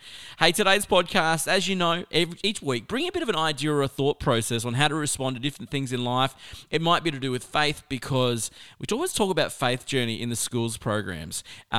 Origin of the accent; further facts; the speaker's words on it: South Australia, Australia; born there; I used to always say, well, I was born in South Australia, so I could, you know, really swing either side.